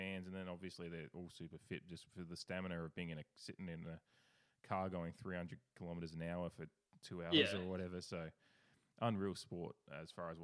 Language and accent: English; Adelaide, South Australia, Australia; born or raised there